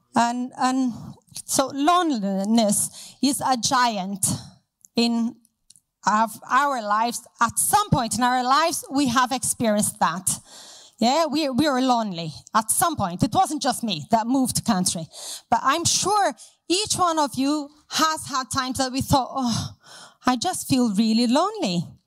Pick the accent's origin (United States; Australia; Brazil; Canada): Brazil; moved away as an adult; now in Hereford, United Kingdom; So I'm from Brazil and I uh, used to go to a very big church with lots of people, and I had lots of friends, and we did a lot together. Um, so I grew up in that city